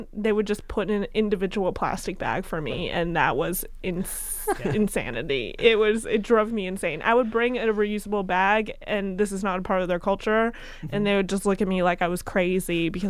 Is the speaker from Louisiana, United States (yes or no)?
no; Westchester, New York, United States; I grew up in Westchester, New York.